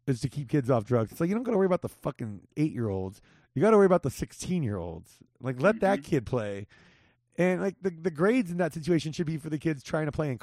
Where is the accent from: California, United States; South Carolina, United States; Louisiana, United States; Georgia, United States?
California, United States; Whittier; now in Las Vegas, United States; So I grew up on LaForge right there. And just on the, like, we were like 2 houses over from from Gunn